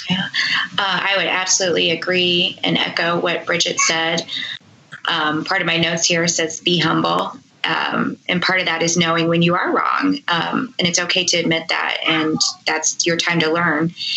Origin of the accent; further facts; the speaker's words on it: Indianapolis, Indiana, United States; my hometown, Indianapolis